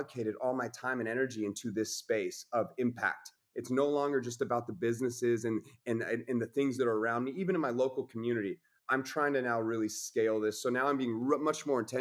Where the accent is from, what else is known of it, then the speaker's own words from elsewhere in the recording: Coeur d'Alene, Idaho, United States; I'm from Coeur d'Alene, Idaho.